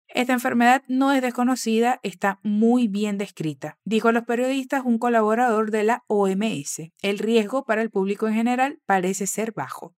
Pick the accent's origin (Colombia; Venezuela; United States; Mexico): Venezuela; tu profe venezolana aquí en Fluency Academy